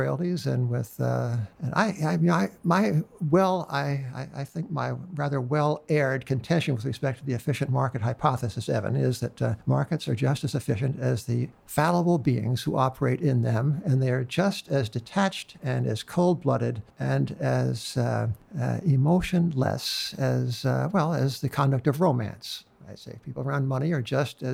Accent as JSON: {"language": "English", "region": "New York", "country": "United States", "said": "I'm a New Yorker"}